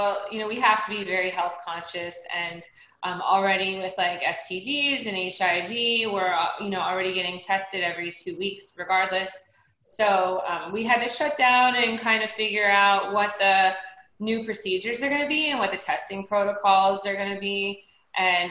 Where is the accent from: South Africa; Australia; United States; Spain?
United States; Cincinnati, Ohio; moved away as an adult; I was born in Cincinnati, Ohio.